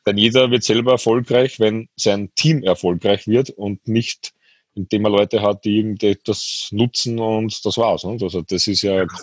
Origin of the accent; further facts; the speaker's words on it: Austria; bei uns in Österreich